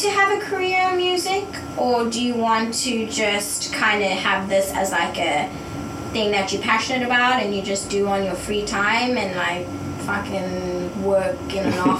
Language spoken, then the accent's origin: English; South Africa; now in Santa Barbara, United States; I'm from South Africa